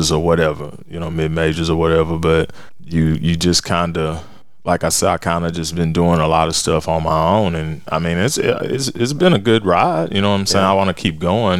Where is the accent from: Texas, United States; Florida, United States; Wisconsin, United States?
Texas, United States; Fort Worth; growing up in Fort Worth